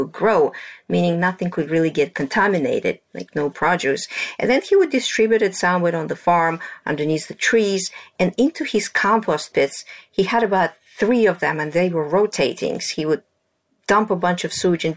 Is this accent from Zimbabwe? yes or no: no; Russia; moved away; I grew up in Russia in my grandfather's farm.